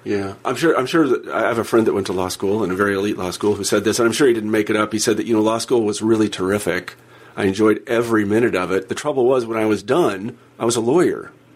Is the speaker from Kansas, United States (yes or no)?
yes; Kansas, United States; I'm from Kansas